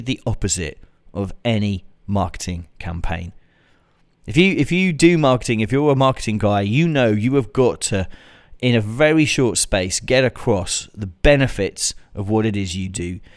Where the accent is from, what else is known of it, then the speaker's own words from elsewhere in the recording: United Kingdom; like me, you're British